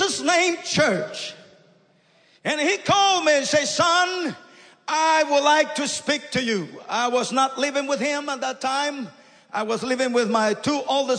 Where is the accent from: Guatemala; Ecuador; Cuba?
Guatemala; now in Canada; I come from the jungles from Guatemala